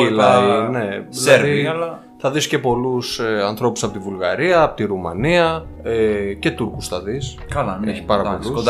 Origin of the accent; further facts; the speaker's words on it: Kallirachi, Eastern Macedonia and Thrace, Greece; γιατί εγώ από Καβάλα πηγαίνω, το χωριό μου βρίσκεται κοντά στον Πρίνο.